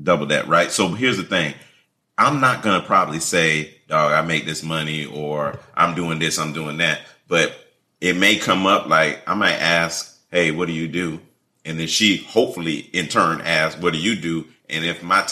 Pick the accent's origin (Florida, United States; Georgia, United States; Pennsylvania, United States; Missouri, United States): Florida, United States; Miami; We're from Miami